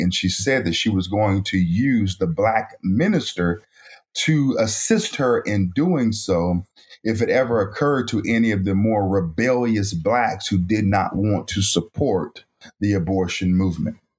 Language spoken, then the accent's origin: English; Raleigh, North Carolina, United States; also born or lived in Elizabeth City, North Carolina; I was born in Elizabeth City, North Carolina, a small town on the coast of North Carolina. At the age of about five, my mother moved us from Elizabeth City, North Carolina to Raleigh, North Carolina